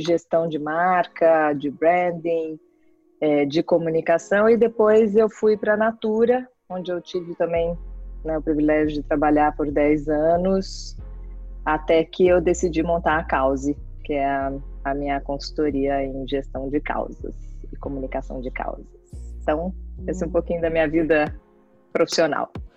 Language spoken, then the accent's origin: Portuguese; Belo Horizonte, Minas Gerais, Brazil; moved away as an adult; also born or lived in São Paulo / United States / Chile; eu sou paulista, mas cresci em, em Minas, em Belo Horizonte